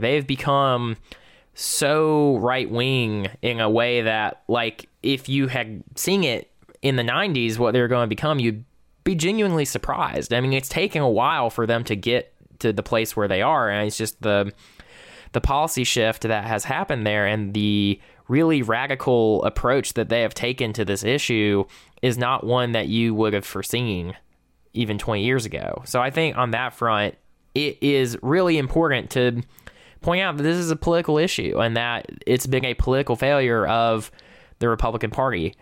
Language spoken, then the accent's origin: English; South Georgia, United States; I am from South Georgia.